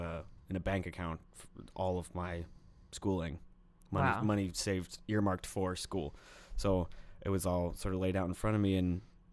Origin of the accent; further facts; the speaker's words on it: Forest, Virginia, United States; My home base is my where my parents live, where I grew up in Forest, Virginia.